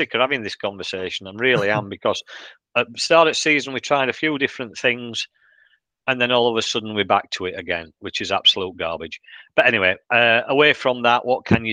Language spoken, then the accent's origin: English; Yorkshire and the Humber, United Kingdom; we take quite a bit of getting going.